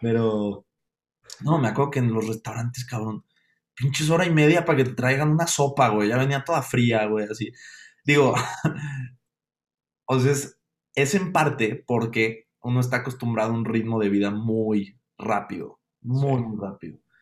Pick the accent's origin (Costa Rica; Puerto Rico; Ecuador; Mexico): Mexico; Mexico City; siendo un capitalino